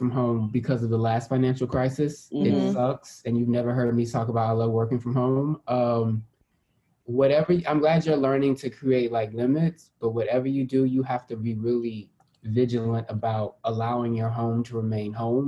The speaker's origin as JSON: {"language": "English", "town": "Houston", "region": "Texas", "country": "United States", "said": "I'm very from Houston"}